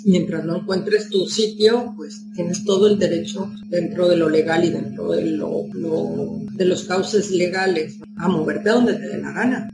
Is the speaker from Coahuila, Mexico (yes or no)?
no; Mexico City, Mexico; moved away as an adult; now in Huelva, Spain; una persona que ha crecido, nacido, y ha sido criada en una ciudad de veintipico de millones de habitantes